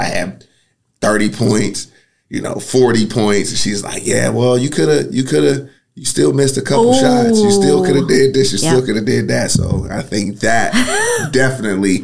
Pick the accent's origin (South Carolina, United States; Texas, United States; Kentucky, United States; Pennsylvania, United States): Pennsylvania, United States; Pittsburgh; moved away as an adult; also born or lived in Michigan; now in Knoxville, United States; I'm from Pittsburgh, Pennsylvania, born and raised